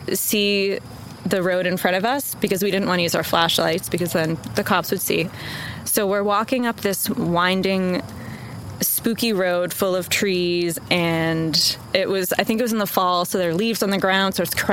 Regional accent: Wenham, Massachusetts, United States; moved away as an adult; now in Austin, United States; I'm originally from Massachusetts, specifically a super small town called Wenham

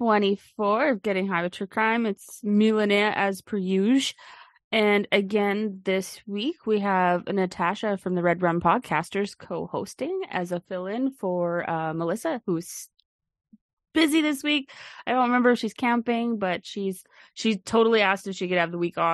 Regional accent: Alberta, Canada; my province that I grew up in here in Alberta

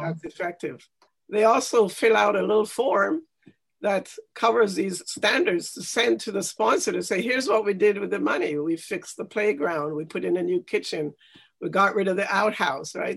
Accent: Jamaica; now in Canada; I grew up in Jamaica, and I went to a basic school in Jamaica

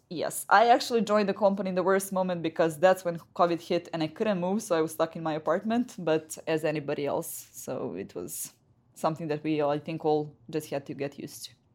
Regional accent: Serbia; I come from Serbia

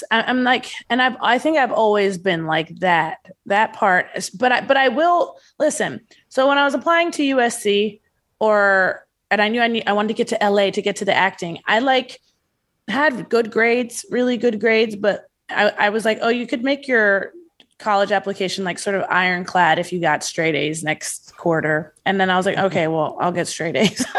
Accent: Nigeria; I'm allowed to say this because I'm Nigerian

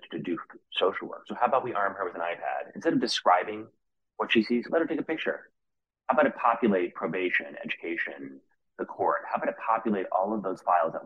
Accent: New York City, New York, United States; now in Los Angeles, United States; I grew up in New York City in the late

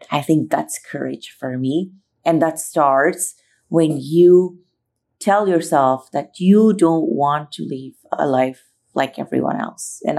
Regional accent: Philippines; as a foreigner growing up in the Philippines, my journey started there.

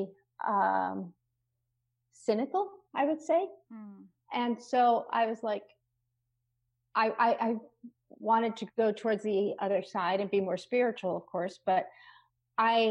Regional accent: Rockland County, outside New York City, United States; I grew up in outside of New York City in Rockland County, which is across the Hudson River

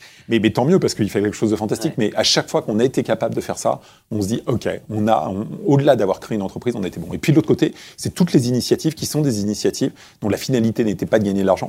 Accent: Créteil, Île-de-France, France; je suis né à Créteil et j'ai grandi à Créteil

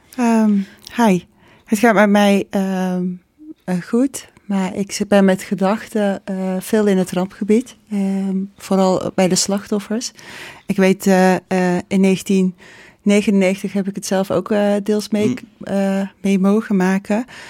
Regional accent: North Brabant, Netherlands; ik ben hier geboren. Ik ben geboren in Brabant.

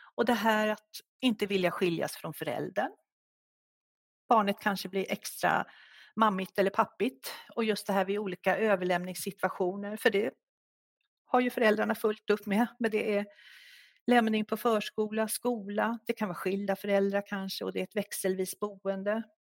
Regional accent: Stockholm, Stockholm County, Sweden; moved away as an adult; now in Järvsö, Sweden; Vi kommer ursprungligen från Stockholm, men vi ledsnade i början på 90-talet på stressen i Stockholm, så vi drog faktiskt norröver och bor sedan 30 år tillbaka i Järvsö.

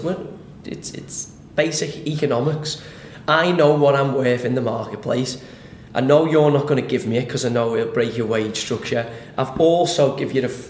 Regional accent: Liverpool, North West England, United Kingdom; I'm from Liverpool. The school that I went to was St. Agnes.

